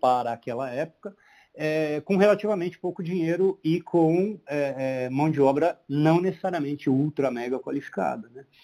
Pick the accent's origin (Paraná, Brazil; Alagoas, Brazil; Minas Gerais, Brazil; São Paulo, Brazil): Paraná, Brazil; Londrina; eu sou de Londrina